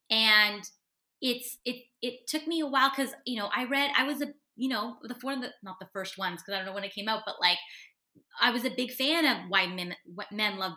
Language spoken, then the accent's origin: English; Canada; especially being a Canadian woman, it's a lot of sorry, sorry